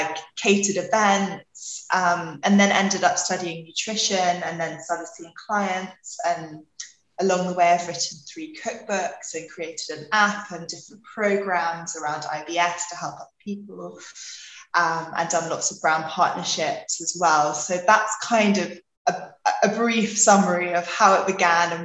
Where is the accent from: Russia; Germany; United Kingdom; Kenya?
United Kingdom; London; also born or lived in Australia; I'm from London, but parents are from New Zealand